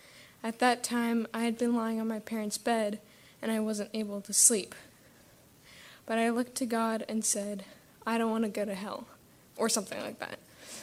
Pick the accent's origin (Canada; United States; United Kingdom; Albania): Albania; Tirana, Tirana County; born there; I was born in Tirana, Albania. For those of you who don't know, that is in southern Europe, east of Italy.